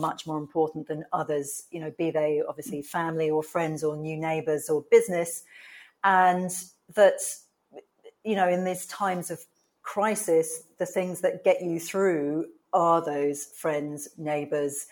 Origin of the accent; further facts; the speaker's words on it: Tunbridge Wells, South East England, United Kingdom; moved away as an adult; also born or lived in Brighton / New York / India; I was born in the UK and I grew up in a town called Tunbridge Wells, which is in Kent in the south of England